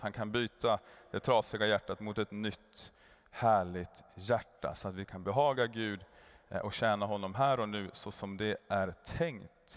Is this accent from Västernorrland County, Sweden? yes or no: yes; Kramfors, Västernorrland County, Sweden; moved away; Sen for vi till Kramfors, där jag kommer ifrån